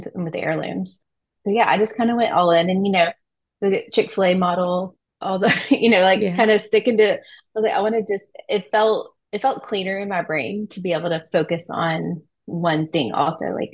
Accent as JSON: {"language": "English", "region": "Louisiana", "country": "United States", "moved": "yes", "said": "I'm from Louisiana originally"}